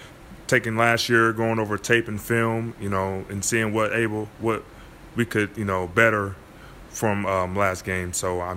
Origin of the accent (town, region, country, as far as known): Milwaukee, Wisconsin, United States; born or raised there; moved away